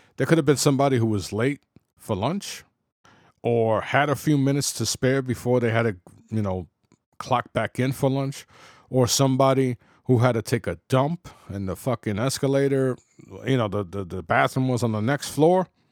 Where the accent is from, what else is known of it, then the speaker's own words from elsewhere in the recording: New York City, New York, United States; I was, you know, born and raised in the Bronx